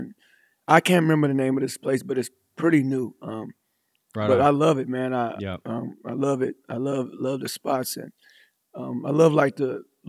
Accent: Fort Worth, Texas, United States; also born or lived in Colorado; I grew up here in Fort Worth.

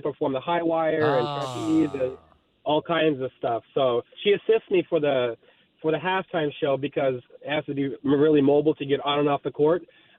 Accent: Moscow, Russia; I'm actually from Moscow, Russia. My mom and dad, they were in the circus.

